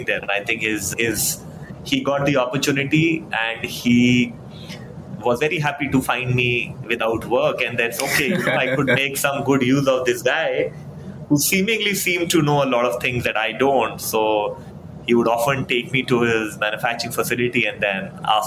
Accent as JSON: {"language": "English", "town": "Faridabad", "region": "Haryana", "country": "India", "said": "I come from Faridabad"}